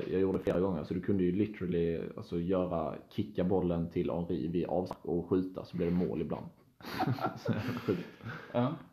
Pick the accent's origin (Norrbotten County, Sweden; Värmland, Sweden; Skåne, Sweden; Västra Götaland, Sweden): Skåne, Sweden; Helsingborg; now in Stockholm, Sweden; jag är från Helsingborg, vi båda är från Helsingborg. Skulle jag sagt ja. Eh, och eh, bor i Stockholm nu.